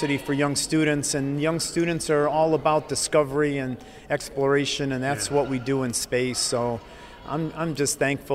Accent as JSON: {"language": "English", "region": "Ohio", "country": "United States", "tie": "born or raised there", "moved": "yes", "lives_now": "Baltimore, United States", "said": "I grew up in Ohio, but I currently live in Baltimore"}